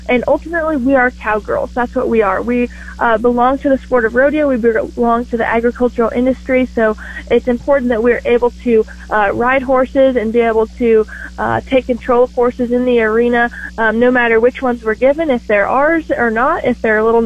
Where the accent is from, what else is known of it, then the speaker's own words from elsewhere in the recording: Nebraska, United States; my home state